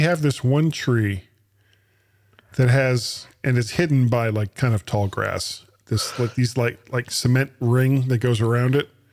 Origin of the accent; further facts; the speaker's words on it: United States; being an American, the only language I speak is American English.